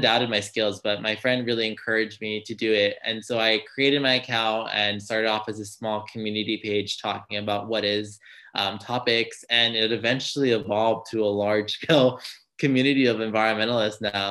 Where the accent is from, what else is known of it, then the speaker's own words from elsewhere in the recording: Los Angeles, California, United States; I am originally from Los Angeles, California.